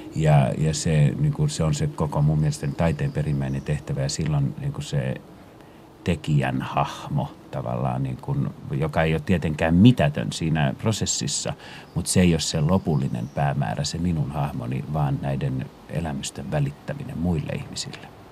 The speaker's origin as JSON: {"language": "Finnish", "country": "Finland", "also_born_or_lived": "Paris, France", "moved": "as an adult", "said": "tulin uudestaan Pariisista äh, kotimaahan"}